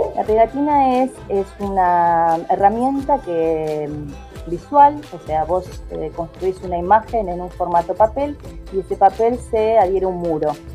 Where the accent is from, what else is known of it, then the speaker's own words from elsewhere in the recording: Viedma, Río Negro, Argentina; moved away as an adult; also born or lived in Fiske Menuco (General Roca), Río Negro; now in General Roca, Argentina; soy allá de Vierma, de la comarca Vierma Patagones